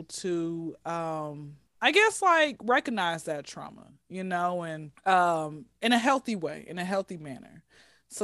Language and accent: English; Atlanta, Georgia, United States; I am born and raised in Atlanta